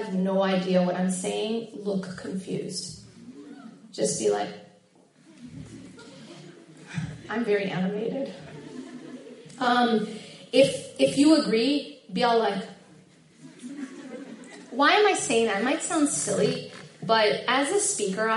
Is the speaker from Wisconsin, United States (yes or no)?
yes; Madison, Wisconsin, United States; I grew up in Madison, which is just, you know, like 2.5 hours away